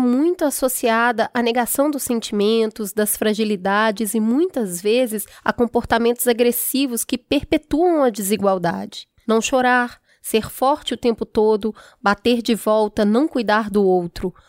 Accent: Belo Horizonte, Minas Gerais, Brazil; eu fui criada na periferia e também no Belo Horizonte, na parte bem periférica

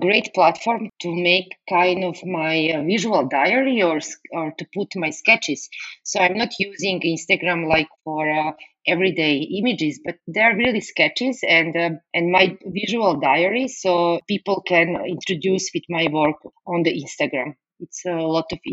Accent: Serbia; English is a second language; moved away as an adult; now in Bratislava, Slovakia; I was born in Yugoslavia and raised there

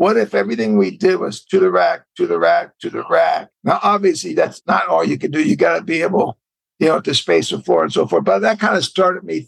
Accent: Bay Area, California, United States; I'm a West Coast guy, and I was from the Bay Area

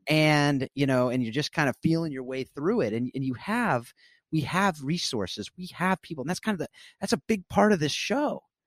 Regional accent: South Orange County, California, United States; I grew up in South Orange County, California.

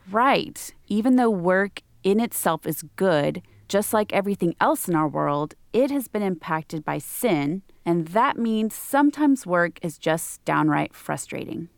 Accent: Texas, United States; I grew up in Texas

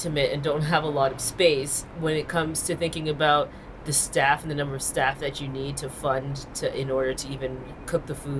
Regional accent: Canada; That's not how we say it in Canada.

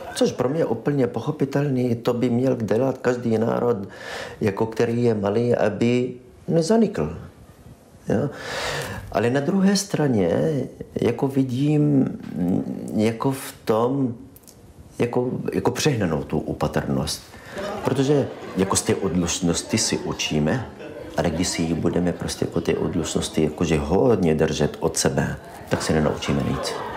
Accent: Israel; Czech is a second language; moved away as an adult; now in Brno, Czech Republic; Jsem palestinec z Izraele.

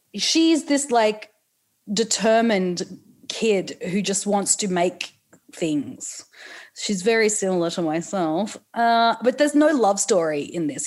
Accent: Newcastle, New South Wales, Australia; I'm from Newcastle

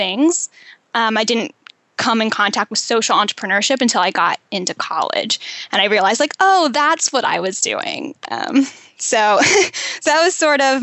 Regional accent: Western Maryland, United States; also born or lived in Pittsburgh, Pennsylvania / Namibia; now in San Diego, United States; I grew up in Western Maryland, and I was raised pretty middle class

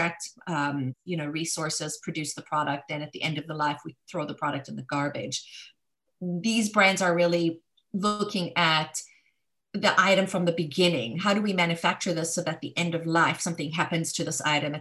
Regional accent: South Africa; moved away; growing up in Africa during apartheid, it was a very difficult country to grow up

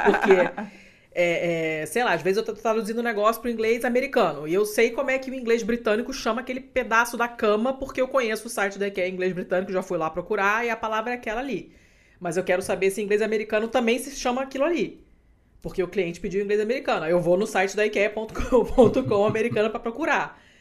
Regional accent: Rio de Janeiro, Brazil; accent: carioca; now in Portugal; meu sotaque carioca

